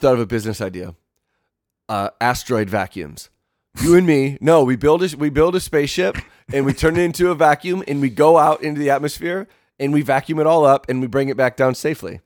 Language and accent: English; Michigan, United States; when I was growing up on Fourth of July, 'cause you could have, like, the shitty fireworks in Michigan